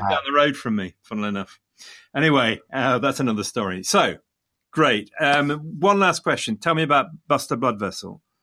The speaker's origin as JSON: {"language": "English", "town": "Leicester", "region": "East Midlands", "country": "United Kingdom", "tie": "born or raised there", "said": "coming from Leicester, Leicester being my hometown"}